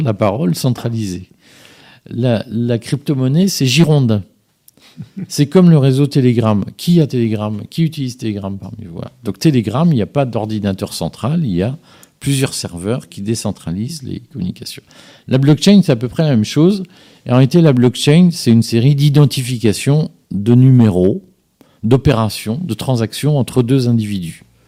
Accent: Liège, Wallonia, Belgium; now in France; je suis, suis pas né en France, je, viens, je suis né à Liège

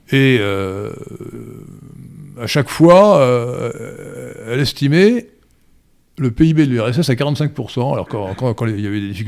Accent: France; Alors, en, Occident, chez nous en France, on a multiplié par 10 ou 20 les vrais chiffres du Covid

